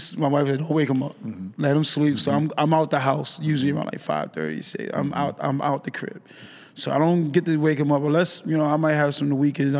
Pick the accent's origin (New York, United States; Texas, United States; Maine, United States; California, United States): New York, United States; New York City; moved away as an adult; now in Los Angeles, United States; me being away from home, like I'm from New York, the Bronx.